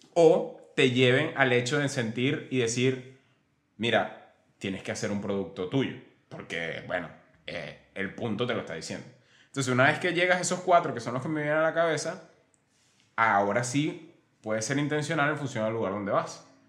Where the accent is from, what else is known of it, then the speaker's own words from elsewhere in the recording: Venezuela; moved away; yo soy de, bueno, nosotros somos de Venezuela